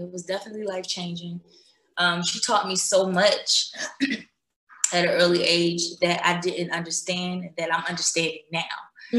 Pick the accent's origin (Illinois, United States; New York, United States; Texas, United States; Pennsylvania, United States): Pennsylvania, United States; Philadelphia; I'm born and raised in Philadelphia.